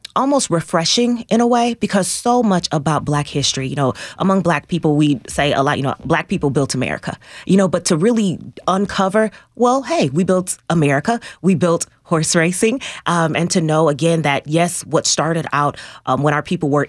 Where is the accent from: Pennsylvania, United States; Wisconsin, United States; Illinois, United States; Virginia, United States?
Illinois, United States; Rockford; now in Nashville, United States; I'm originally from Rockford, Illinois